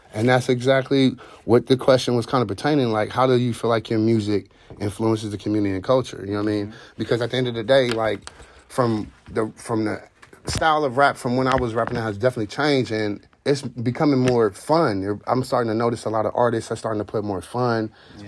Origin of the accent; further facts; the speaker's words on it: Columbus, Ohio, United States; also born or lived in Youngstown, Ohio; I grew up in the Linden area. I'm originally from Youngstown.